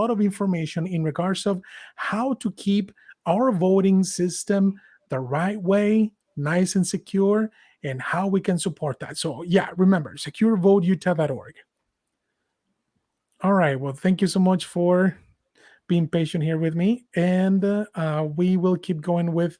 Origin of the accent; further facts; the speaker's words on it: Mexico; now in United States; I was born and raised in Mexico